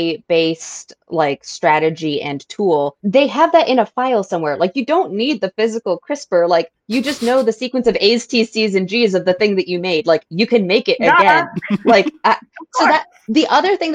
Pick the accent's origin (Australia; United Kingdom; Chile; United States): United States; Massachusetts; I'm from Massachusetts